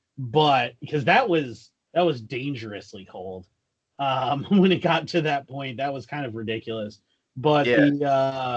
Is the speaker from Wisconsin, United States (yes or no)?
yes; Wisconsin, United States; I'm from Wisconsin and upper Midwesterners just avoid flying. We just